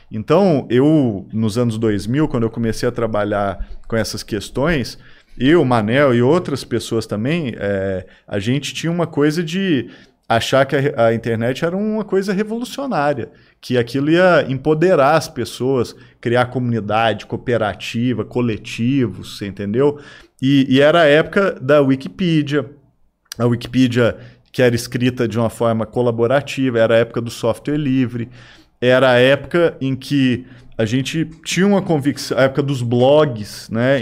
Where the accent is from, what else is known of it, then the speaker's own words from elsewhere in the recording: Araguari, Minas Gerais, Brazil; quando eu nasci, era criança aqui em Araguari